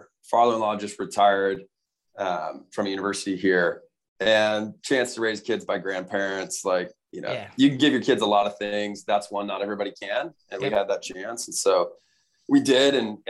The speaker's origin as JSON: {"language": "English", "town": "Kansas City", "country": "United States", "tie": "born or raised there", "moved": "yes", "lives_now": "Utah, United States", "said": "I grew up in Kansas City. My dad moved out there. Like, we didn't have family around."}